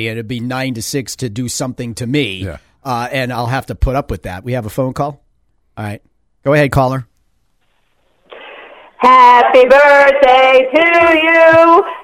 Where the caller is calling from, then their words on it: Connecticut, United States; Yeah, sorry, we're calling from Connecticut.